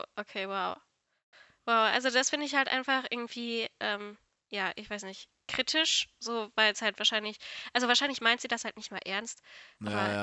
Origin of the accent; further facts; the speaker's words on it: North Rhine-Westphalia, Germany; dass ich aus NRW komme, kann ich ja wohl sagen, oder? Ich, ich denke, das hört man auch